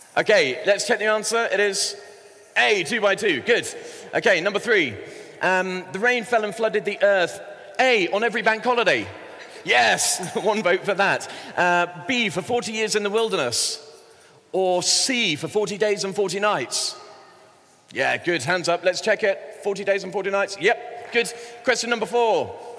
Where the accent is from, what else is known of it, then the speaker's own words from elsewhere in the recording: Bristol, South West England, United Kingdom; I grew up in Bristol in the southwest